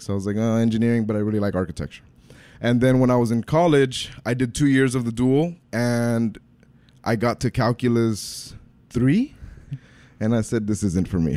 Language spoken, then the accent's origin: English; Brownsville, Texas, United States; also born or lived in Nicaragua; I grew up in Brownsville. I'm originally from Nicaragua, so I'm the American immigrant story